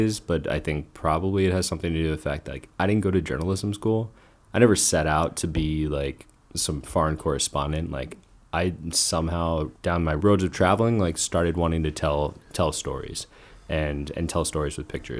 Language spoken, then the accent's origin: English; New Jersey, United States; born there; I was born in Jersey.